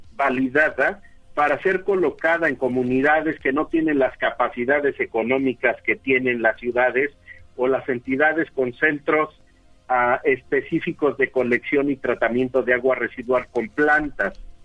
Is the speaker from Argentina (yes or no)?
no; Mexico; como mexicanos